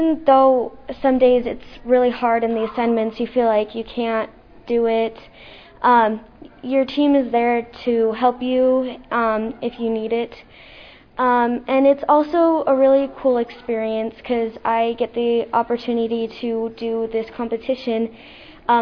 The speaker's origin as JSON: {"language": "English", "country": "United States", "tie": "born or raised there", "said": "since I was born here in America"}